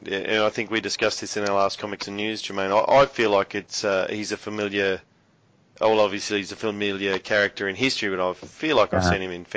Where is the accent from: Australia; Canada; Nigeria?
Australia; as an Australian reader myself